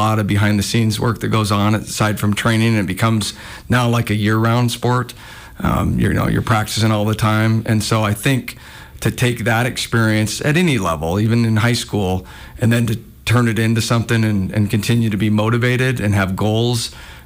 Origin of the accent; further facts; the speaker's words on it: Missoula, Montana, United States; I've been in Missoula